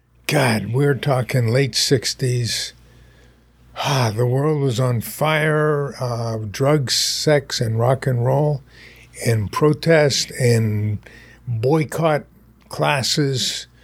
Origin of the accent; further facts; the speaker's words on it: Pennsylvania, United States; born there; also born or lived in Winnipeg, Canada / Maryland / New Jersey; So I was born in Pennsylvania, lived in Pennsylvania two or three times in my life, but moved about every 3 years, twice in Winnipeg, Canada, once in Maryland, once last in New Jersey.